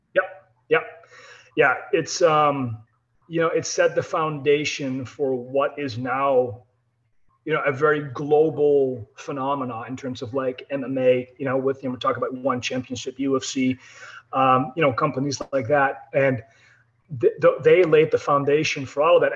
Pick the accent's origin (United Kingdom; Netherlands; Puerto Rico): Netherlands; I'm European, I'm from the Netherlands